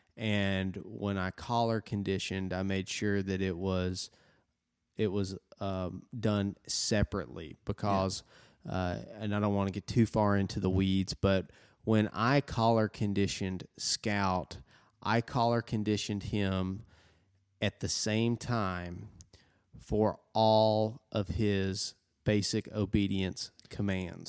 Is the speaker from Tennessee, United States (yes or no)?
yes; Tennessee, United States; we're from Tennessee